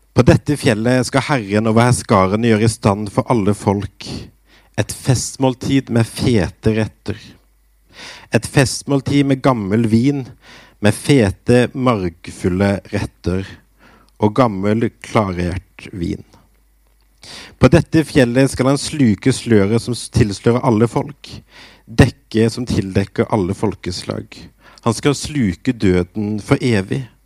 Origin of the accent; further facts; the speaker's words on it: Grimstad, Agder, Norway; jeg begynte i ungdomsarbeidet i Misjonskirka i Grimstad, der jeg vokste opp